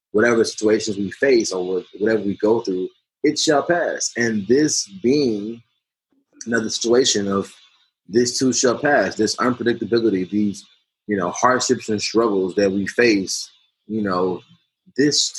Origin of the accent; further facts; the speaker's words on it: United States; myself included as an American